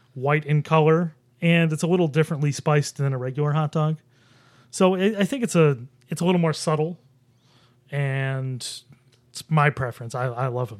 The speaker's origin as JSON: {"language": "English", "town": "Buffalo", "region": "New York", "country": "United States", "moved": "yes", "lives_now": "Rochester, United States", "said": "I'm from Buffalo"}